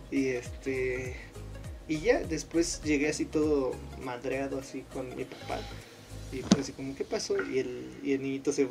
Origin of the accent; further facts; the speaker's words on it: Monterrey, Nuevo León, Mexico; no, no, soy norteño, compadre. Bien regio, te iba a decir.